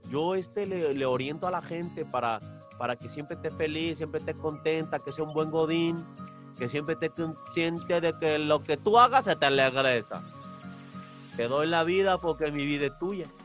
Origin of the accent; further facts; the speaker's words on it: Cuba; Yo soy cubano, de Cuba para Cuba y para el mundo.